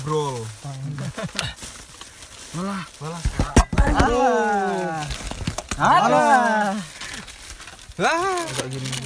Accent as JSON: {"language": "Indonesian", "region": "Java", "country": "Indonesia", "said": "Makanya ngerasa tua di situ gitu. Karena kita Jawa yang"}